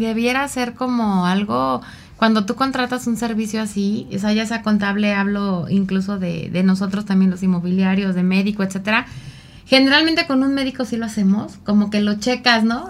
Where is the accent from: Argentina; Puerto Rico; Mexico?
Mexico; como mexicanos